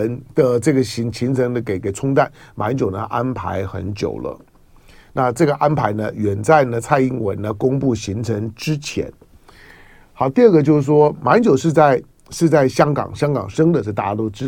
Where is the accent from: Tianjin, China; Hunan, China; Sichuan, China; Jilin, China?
Hunan, China; Xiangxiang; 我是湖南湘乡人，就曾国藩的老家。可是呃，一九四九年之后呢，一些他他原来叫湖南省湘乡县，我的老家嘛。